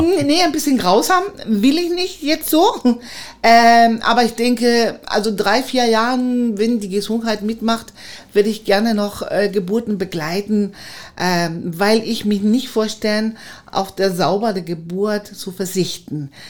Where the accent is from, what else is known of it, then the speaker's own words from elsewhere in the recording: Chile; German is a second language; moved away as an adult; now in Cottbus, Germany; ich aus Chile kam, war ich in Cottbus bekannt, dass eine chilenische Hebamme im Kreissaal ist